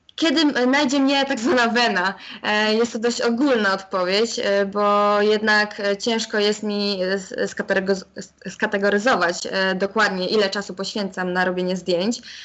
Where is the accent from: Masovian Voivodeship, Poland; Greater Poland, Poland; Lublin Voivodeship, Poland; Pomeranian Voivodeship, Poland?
Lublin Voivodeship, Poland; Chełm; opuszczeniem mojego rodzinnego miasta, więc jednak nie wybrałam tej szkoły, pozostałam w hełmie